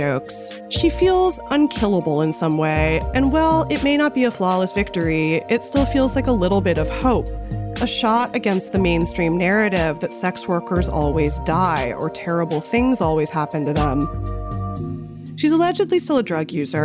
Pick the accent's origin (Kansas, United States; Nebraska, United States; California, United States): California, United States; Los Angeles; my hometown of North Hollywood in the San Fernando Valley